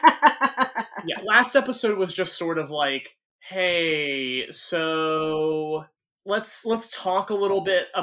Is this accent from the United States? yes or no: yes; United States; as an American